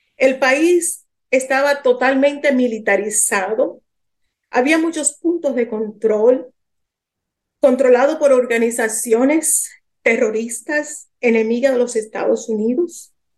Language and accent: Spanish; Dominican Republic; moved away as an adult; also born or lived in New York, United States / Lebanon; Yo soy de origen dominicana